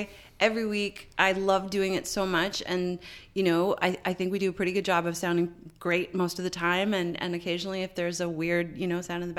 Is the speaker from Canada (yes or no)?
yes; Canada; I'm Canadian